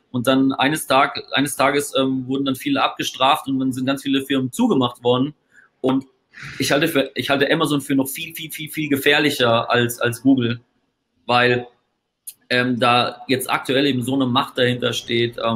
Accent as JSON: {"language": "German", "region": "Bavaria", "country": "Germany", "said": "wenn es dann um die Wurscht geht im, im Webinar, wie wir so schön bei uns in Bayern sagen, dann habe ich das auch dabei, um die Wurst."}